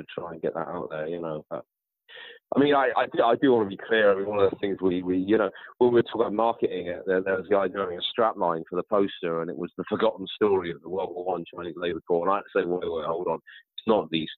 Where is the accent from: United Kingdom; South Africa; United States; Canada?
United Kingdom; I grew up in Britain all my life and half my family are white British